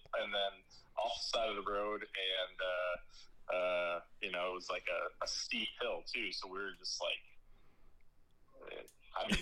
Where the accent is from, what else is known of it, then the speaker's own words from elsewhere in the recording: Milwaukee, Wisconsin, United States; moved away as an adult; now in Madison, United States; I'm from Milwaukee area originally